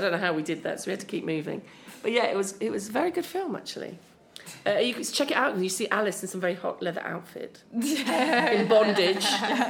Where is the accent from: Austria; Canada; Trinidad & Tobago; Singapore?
Austria; accent: Viennese and Upper Austrian; English is a second language; My intonation is still Austrian.